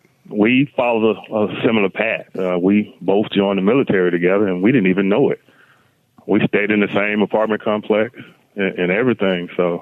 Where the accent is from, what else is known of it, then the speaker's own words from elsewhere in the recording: Monroe, Louisiana, United States; Growing up in Louisiana, Monroe, that is, small town, you know, small town feeling. Everybody knew each other. You know, it was a small community.